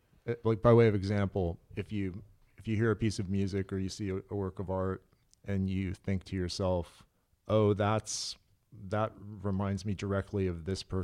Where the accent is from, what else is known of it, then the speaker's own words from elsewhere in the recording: Santa Cruz, California, United States; moved away as an adult; also born or lived in Los Angeles; I'm from Santa Cruz, okay. California. And then after high school, I moved down here...